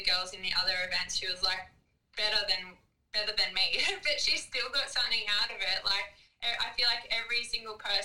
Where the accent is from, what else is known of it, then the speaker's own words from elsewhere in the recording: Snowy Mountains, New South Wales, Australia; now in Gold Coast, Australia; I live in the Gold Coast, Australia. Originally, I'm from the Snowy Mountains in New South Wales. I grew up racing motocross since I was five.